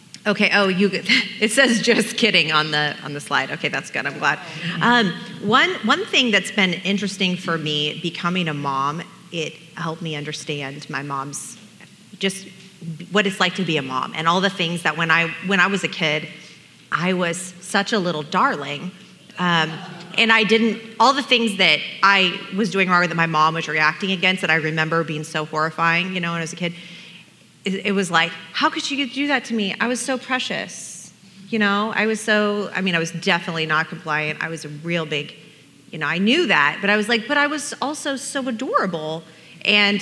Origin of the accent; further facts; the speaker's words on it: Portland, Oregon, United States; moved away; I grew up in Portland, Oregon, and the little hippie darling of the forest